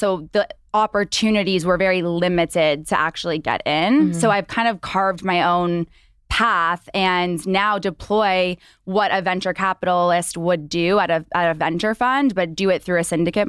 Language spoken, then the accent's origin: English; Canada; moved away as an adult; now in Los Angeles, United States; I think it was 4 years ago, I moved to LA with my old startup. I'm obviously from Canada